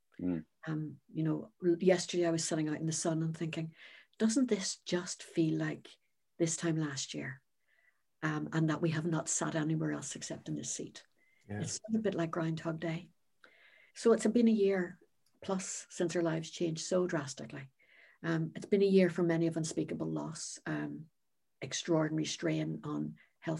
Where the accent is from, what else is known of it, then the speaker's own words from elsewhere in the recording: Northern Ireland, United Kingdom; I'm originally from Northern Ireland